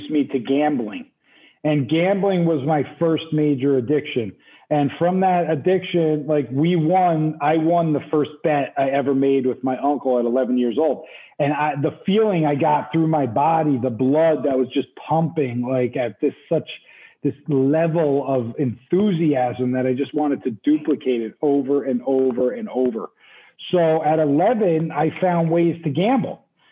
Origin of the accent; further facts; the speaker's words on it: New Jersey, United States; moved away as an adult; also born or lived in New York City / Utah / Los Angeles; now in Tulum, Mexico; Originally, though, I'm from the East Coast. I'm from New Jersey. So I grew up basically on the East Coast